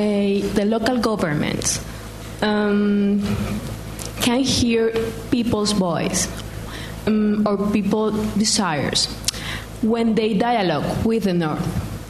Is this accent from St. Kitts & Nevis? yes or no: no; Colombia; moved away as an adult; now in London, United Kingdom; I'm from Colombia.